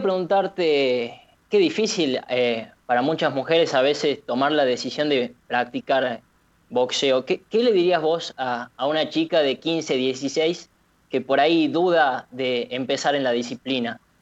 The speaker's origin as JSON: {"language": "Spanish", "country": "Argentina"}